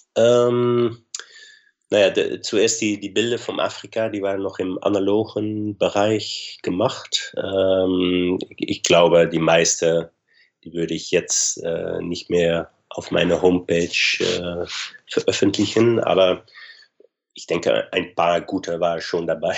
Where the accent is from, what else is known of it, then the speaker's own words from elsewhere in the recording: Arnhem, Gelderland, Netherlands; German is a second language; Nimwegen, so nicht weit vom Arnheim, meine Heimat